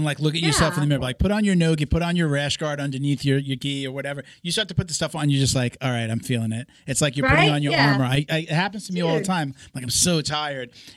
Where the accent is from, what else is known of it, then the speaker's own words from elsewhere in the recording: New York, United States; moved away; I'm from New York originally